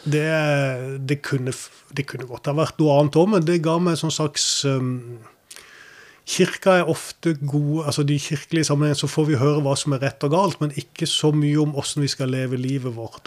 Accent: Kristiansand, Agder, Norway; also born or lived in United States; jeg var bare ni eller ti år når, eh, når, det ble bygd her. Men vi flytta fra USA. Og da gikk jeg på Vardåsen skole

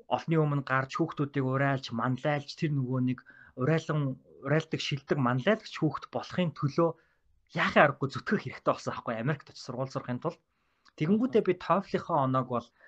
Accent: Ulaanbaatar, Mongolia; moved away as an adult; also born or lived in Minnesota, United States; би англи хэлэндээ бол улсын сургуультай нийслэлийн Сүхбаатар дүүргийн 47 дахь дунд сургууль гэдэг сургуулиас төгссөн.

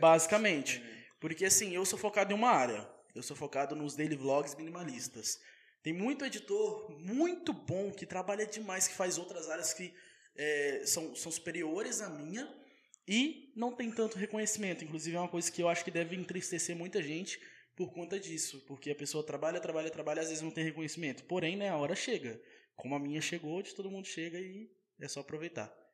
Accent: Rodeiro, Minas Gerais, Brazil; also born or lived in Ubá / Paraná; now in Volta Redonda, Brazil; eu sou de rodeiro. Nasci em Ubá, né? Mas sou de rodeiro. Morei minha vida toda em rodeiro

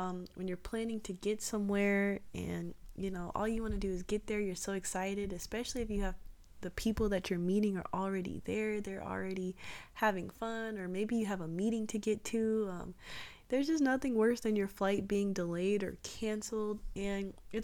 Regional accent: Atlanta, Georgia, United States; I grew up in Atlanta

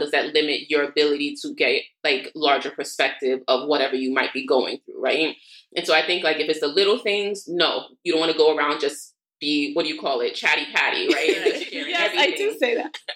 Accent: New York City, New York, United States; also born or lived in Queens; I'm from Brooklyn born and raised and everything, except I go to sleep in Queens and I currently live in Queens

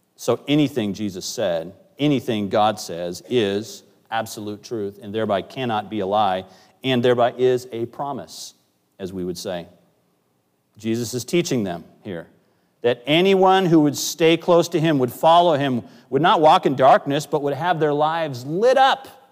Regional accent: Northwest, United States; moved away; I grew up in the Northwest.

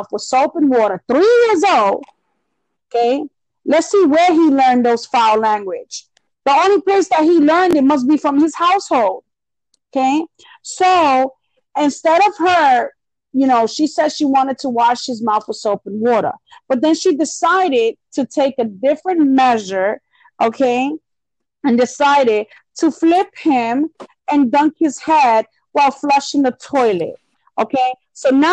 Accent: Leesburg, Florida, United States; my hometown, which is fucking ridiculous because Leesburg is not even about that lifestyle.

